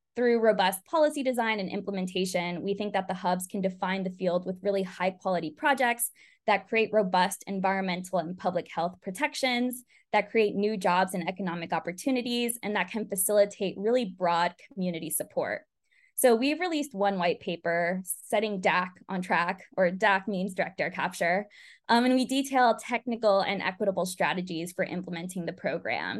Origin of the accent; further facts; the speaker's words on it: California Central Valley, United States; Growing up in California Central Valley